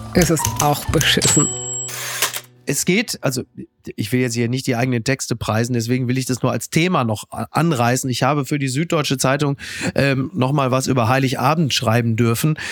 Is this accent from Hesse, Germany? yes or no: no; Castrop-Rauxel, North Rhine-Westphalia, Germany; moved away; die Heimkehr nach Kastrop-Rauxel, nach Henrichenburg in mein Heimatdorf